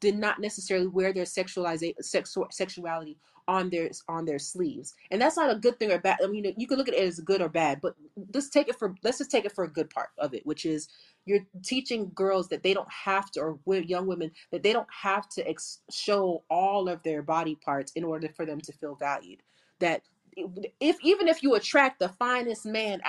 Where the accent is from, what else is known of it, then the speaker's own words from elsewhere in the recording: South Florida, United States; I'm from South Florida.